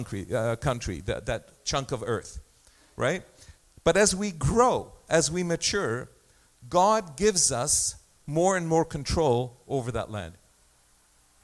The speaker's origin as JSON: {"language": "English", "country": "Egypt", "tie": "born or raised there", "moved": "yes", "lives_now": "Canada", "said": "My passport says place of birth, Egypt."}